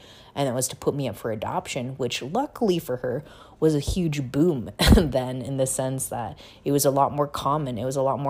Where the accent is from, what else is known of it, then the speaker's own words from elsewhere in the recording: Busan, South Korea; born there; long story short, was I was born in Busan, South Korea.